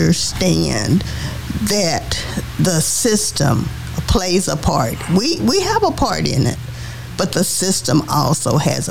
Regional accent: Dallas, Texas, United States; coming up in Dallas, growing up in Dallas

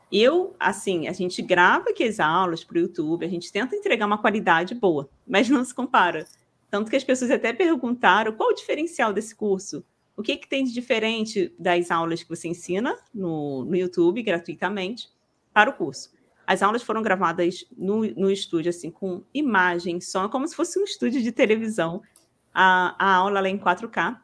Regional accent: Rio de Janeiro, Brazil; Eu sou do Rio de Janeiro

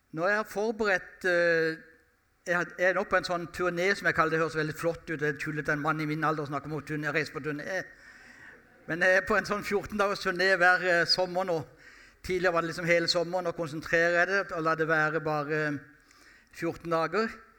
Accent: Sørlandet, Norway; jeg er sørlending

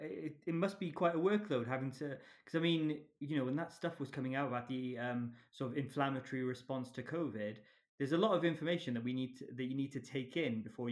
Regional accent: Cardiff, Wales, United Kingdom; I am born and raised in Cardiff, so I do have a very deep fondness for Welsh.

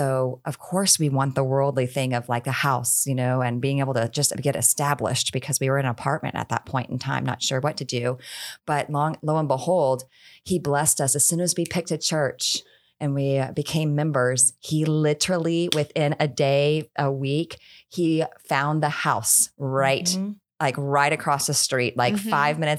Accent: Houston, Texas, United States; I grew up in Houston, Texas, born and raised, and had not ever moved out from there. Most Texans don't, by the way.

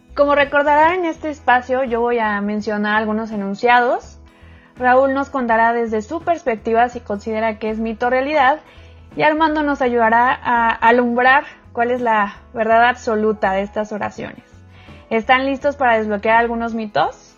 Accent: Mexico City, Mexico; now in Monterrey, Mexico; en la Ciudad de México, de donde soy originaria

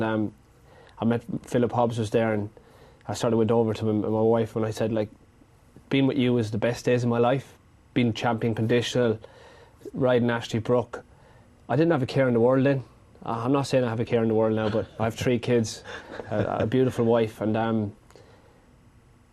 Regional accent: Ireland; Growing up in Ireland, had a great upbringing by my parents

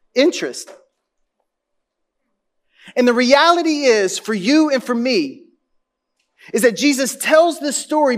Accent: Louisiana, United States; I grew up, I was born in New Orleans, and I grew up 60 miles north of New Orleans. In a tiny little town with 4,000 people and 40,000 cows where everybody's in your business.

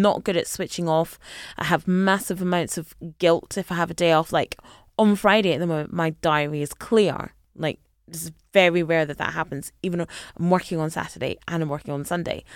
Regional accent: a village just outside Glasgow, Scotland, United Kingdom; moved away as an adult; now in London, United Kingdom; I grew up in a village, literally just, uh, literally a village, just outside Glasgow

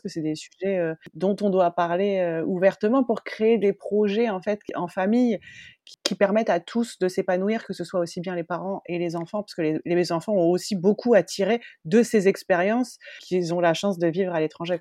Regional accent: northern France, France; moved away as an adult; also born or lived in United States / Australia; je suis originaire du nord de la France

